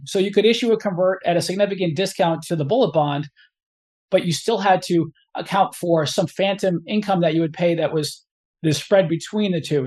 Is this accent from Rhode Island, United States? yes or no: yes; Cumberland, Rhode Island, United States; I grew up in, in Cumberland, Rhode Island, which is right on the Massachusetts border.